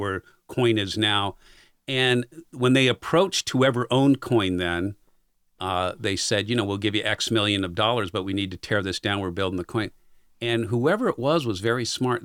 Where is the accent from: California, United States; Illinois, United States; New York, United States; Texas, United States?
California, United States; San Diego; moved away; K G T V in East San Diego. So if you know anything about San Di-, San Diego, that's about eight miles east of San Diego, and that's where I grew up